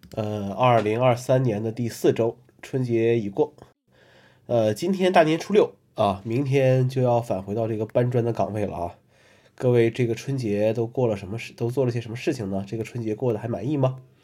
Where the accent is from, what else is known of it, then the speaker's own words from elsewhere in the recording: Northeast China, China; also born or lived in Kunming; now in Hangzhou, China; 从小在东北